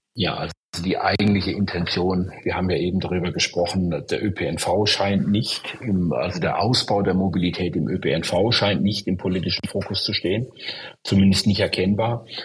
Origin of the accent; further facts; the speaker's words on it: Stuttgart, Baden-Württemberg, Germany; ich komme ja aus Stuttgart, einer Stadt, die davon betroffen war